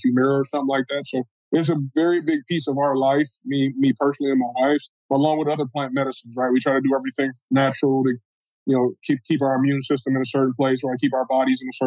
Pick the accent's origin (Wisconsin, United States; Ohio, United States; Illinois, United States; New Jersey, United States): Ohio, United States; Cleveland; also born or lived in Seattle, Washington; now in Detroit, United States; born in Cleveland, Ohio